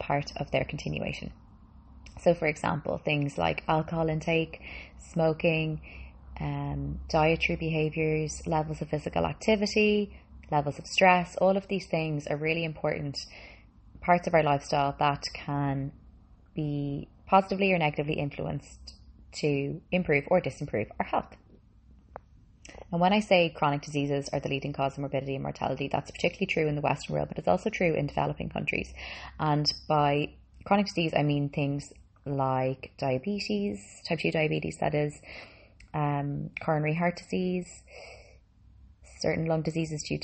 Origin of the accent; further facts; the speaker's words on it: Dublin, Leinster, Ireland; also born or lived in Boston, United States; I'm Boston born, moved to Ireland when I was 5, and I have been living in Dublin ever since